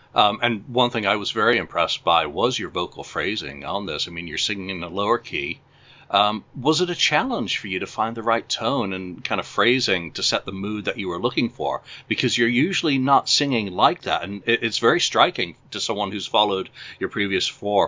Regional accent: Canada; obviously, I think, as a Canadian.

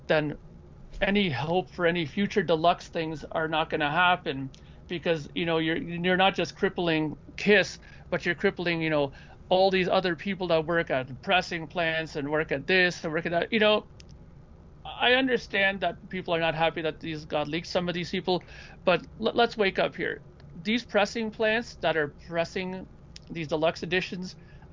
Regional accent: Toronto, Ontario, Canada; I'm from the Toronto area

